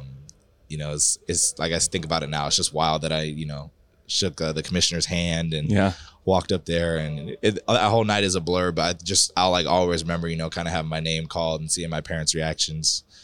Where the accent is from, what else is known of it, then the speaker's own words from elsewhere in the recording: Arizona, United States; I'm from Arizona, so this is a pretty local spot to have club tournaments. I've probably been coming to Vegas since I was 8.